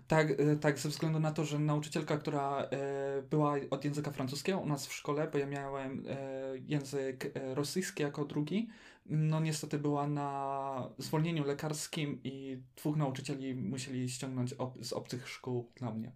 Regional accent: Poland; ktoś mówi w języku francuskim i to jeszcze Polak

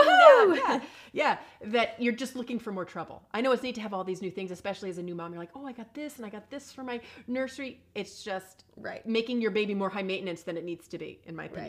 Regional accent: England, United Kingdom; moved away; also born or lived in California; I'm from England.

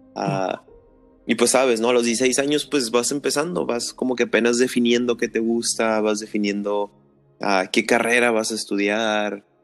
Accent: Tijuana, Baja California, Mexico; soy de Tijuana, soy cholo de corazón

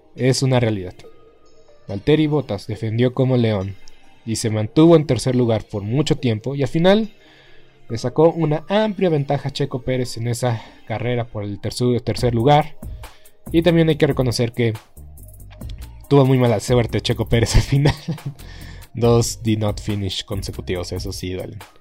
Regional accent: Mexico

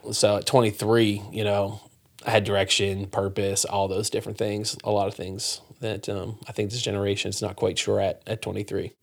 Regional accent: Pennsylvania, United States; moved away as an adult; also born or lived in Moose Jaw, Saskatchewan, Canada; I grew up in Pennsylvania

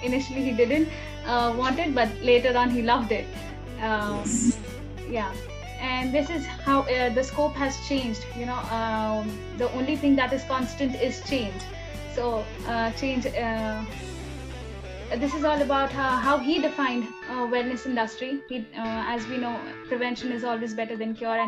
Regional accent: India; as Indian students

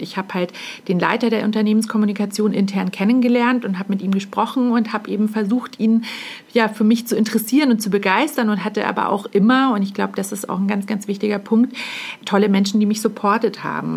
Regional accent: Munich, Bavaria, Germany; ich bin äh, eben ein Münchner Kindel, ganz klar. Ich wohne hier nicht alleine in, im schönen München

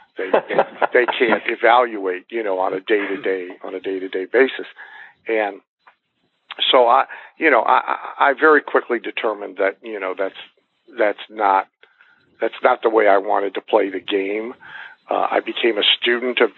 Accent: Bath, Ohio, United States; moved away; I'm from Bath, Ohio.

